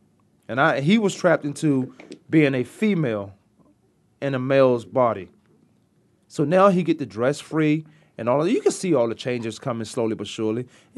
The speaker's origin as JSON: {"language": "English", "region": "Virginia", "country": "United States", "said": "I've been away from Virginia for so long, I still talk"}